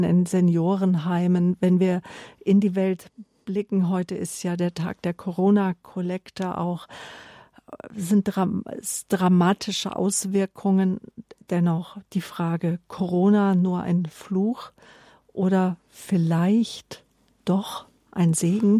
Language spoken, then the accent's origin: German; Germany; mich als Deutsche